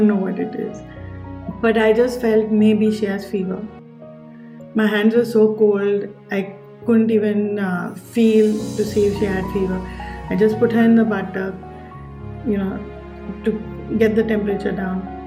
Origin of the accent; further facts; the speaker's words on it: Mumbai, Maharashtra, India; when I was growing up in Bombay